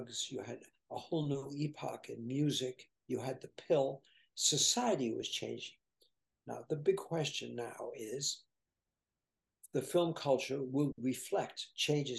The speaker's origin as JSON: {"language": "English", "area": "Martha's Vineyard", "region": "Massachusetts", "country": "United States", "said": "I am really from Martha's Vineyard. That's where my family is. And we've owned homes there."}